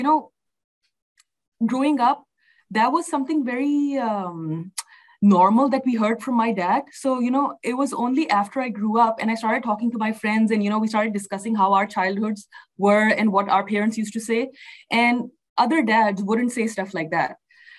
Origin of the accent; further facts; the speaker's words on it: Pakistan; moved away as an adult; also born or lived in Sharjah, United Arab Emirates / Oklahoma City, United States; now in Houston, United States; I was born in Pakistan. Both of my parents and my parents' families, you know, are from Pakistan. So I, you know, grew up there